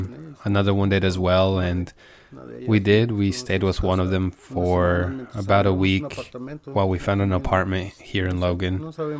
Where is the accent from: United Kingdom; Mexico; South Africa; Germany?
Mexico; Guadalajara, Jalisco; moved away as an adult; now in United States; Okay, I was born in Guadalajara, Jalisco. I grew up there with my parents.